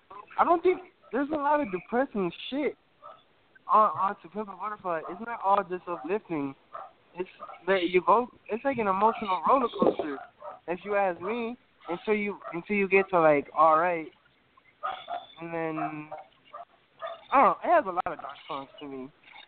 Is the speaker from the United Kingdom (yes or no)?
no; Dallas, Texas, United States; also born or lived in Chicago